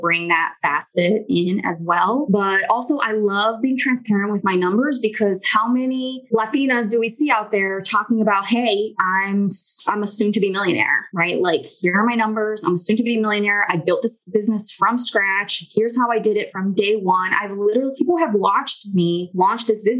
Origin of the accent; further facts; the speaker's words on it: Miami, Florida, United States; also born or lived in Brazil; I do speak Spanish because I grew up in Miami